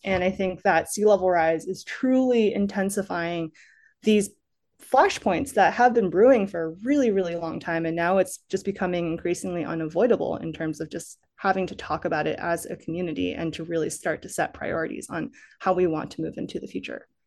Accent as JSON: {"language": "English", "region": "Massachusetts", "country": "United States", "tie": "born or raised there", "moved": "as an adult", "lives_now": "Los Angeles, United States", "said": "I didn't grow up in California. I grew up in Massachusetts, but coming to California, moving to L"}